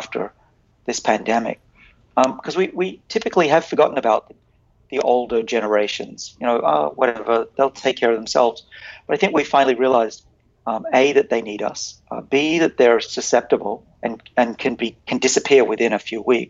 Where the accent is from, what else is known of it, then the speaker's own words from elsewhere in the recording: United States; I'm American.